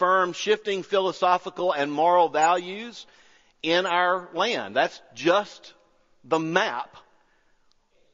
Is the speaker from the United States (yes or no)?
yes; United States; I'm not an American by choice. I was born here into a family that was born here.